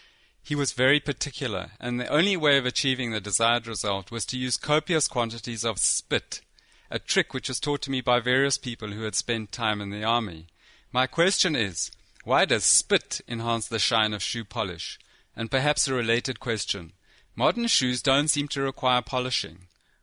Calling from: South Africa; I'm phoning you from South Africa.

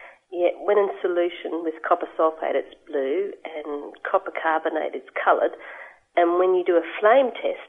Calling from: Adelaide, South Australia, Australia; I'm calling from Adelaide in South Australia.

